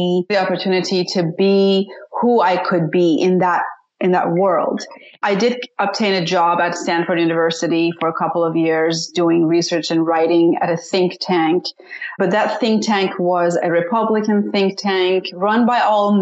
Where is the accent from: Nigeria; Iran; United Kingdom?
Iran; Tehran, Tehran Province; moved away; also born or lived in Washington, D.C. / San Francisco; I was born and raised in Tehran, Iran